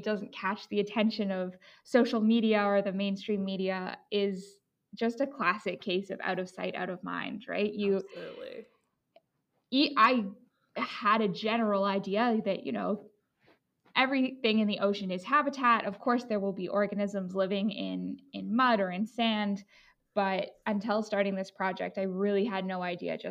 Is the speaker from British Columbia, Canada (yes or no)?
yes; Vancouver, British Columbia, Canada; moved away; I'm from Vancouver area